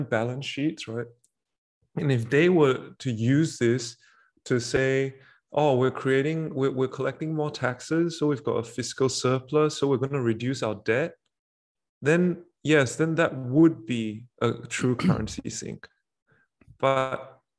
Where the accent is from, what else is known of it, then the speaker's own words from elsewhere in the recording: Singapore; as a Singaporean